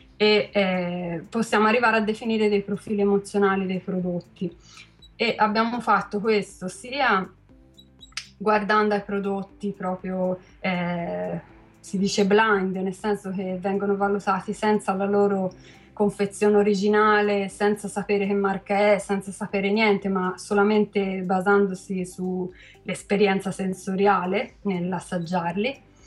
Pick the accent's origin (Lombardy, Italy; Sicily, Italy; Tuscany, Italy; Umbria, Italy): Tuscany, Italy; Carmignano; sono, sono di Carmignano